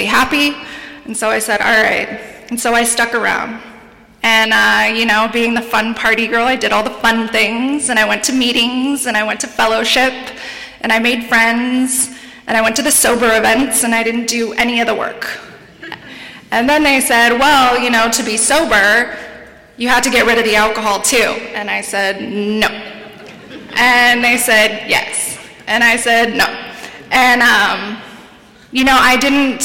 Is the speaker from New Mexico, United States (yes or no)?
no; San Diego, California, United States; I'm from San Diego, born and raised there